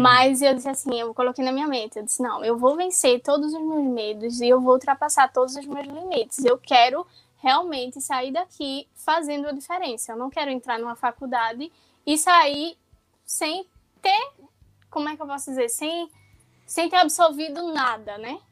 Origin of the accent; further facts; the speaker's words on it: Pernambuco, Brazil; sou do estado de Pernambuco